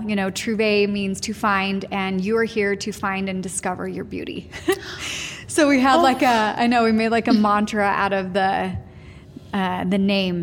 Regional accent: Alpine, Utah, United States; I grew up in Alpine

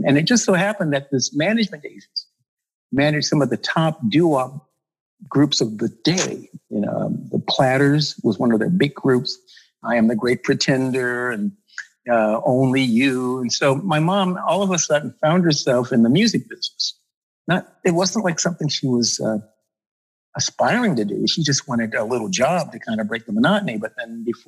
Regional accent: Los Angeles, California, United States; I was born

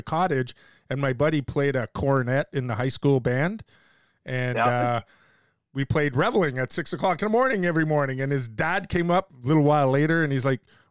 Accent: Canada; I'm Canadian

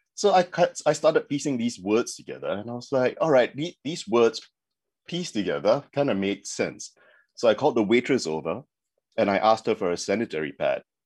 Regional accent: Singapore; moved away as an adult; also born or lived in South Africa; now in Shanghai, China; I'm originally from Singapore

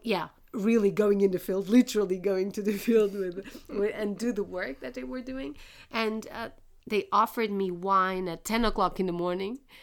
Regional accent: Portugal; moved away; I was from Portugal

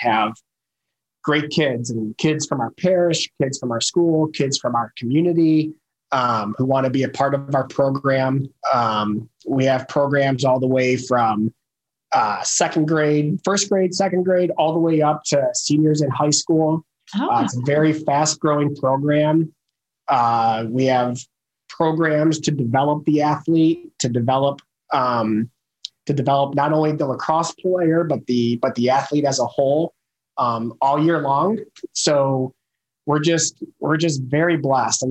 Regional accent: Detroit, Michigan, United States; moved away as an adult; also born or lived in Dayton, Ohio / Indianapolis, Indiana; now in Carmel, United States; born and raised in the Detroit area. So grew up outside of Detroit.

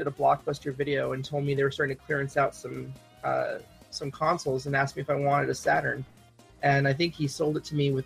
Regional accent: Hawaii, United States; I grew up in Hawaii

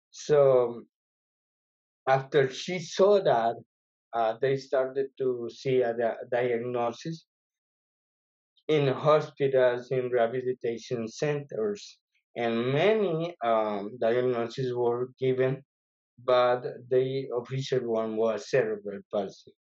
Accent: Tegucigalpa, Francisco Morazán, Honduras; English is a second language; moved away as an adult; now in Michigan, United States; Well, I am from Honduras. Uh, I did born in Tegucigalpa, which is the capital of Honduras.

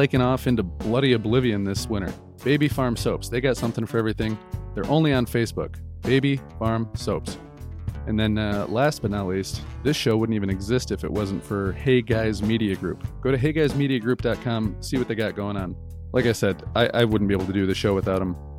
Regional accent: Lansing, Michigan, United States; now in Grandville, United States; I'm originally from Lansing.

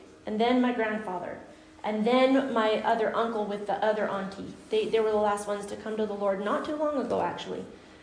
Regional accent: Guatemala; moved away; I grew up in Guatemala

